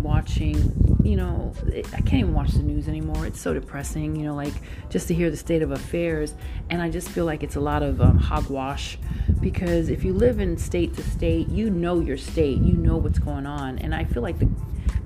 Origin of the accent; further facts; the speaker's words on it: New York City, New York, United States; coming from parents that, you know, were born and bred in Puerto Rico, Boricua, you know, Brooklyn all day, Boricua.